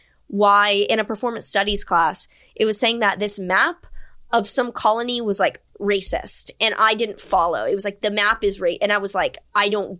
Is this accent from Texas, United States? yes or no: yes; Houston, Texas, United States; moved away; also born or lived in New York; I grew up in Houston